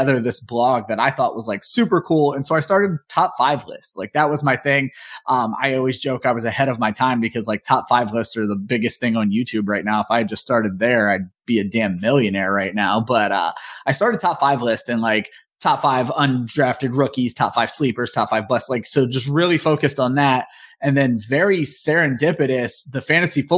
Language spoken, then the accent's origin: English; Northeast Ohio, United States; moved away as an adult; also born or lived in Georgia; I was born and raised in Northeast Ohio, basically lived there my entire life